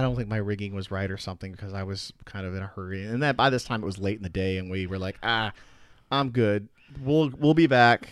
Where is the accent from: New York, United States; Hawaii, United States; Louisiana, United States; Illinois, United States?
Illinois, United States; Chicago; growing up in the Chicago area